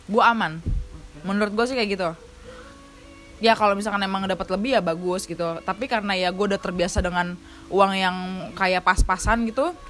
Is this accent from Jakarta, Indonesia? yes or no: yes; Jakarta, Indonesia; born there; gue lahir di Jakarta tapi adat istiadat bokap gue dari kampung ya dibawa